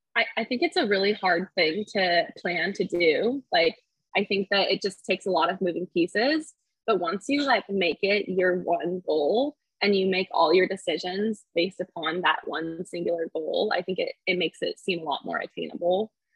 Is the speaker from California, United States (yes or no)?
yes; Clovis, California, United States; also born or lived in San Diego, California; I grew up in California in the mountains above Fresno in a really small town um, called Clovis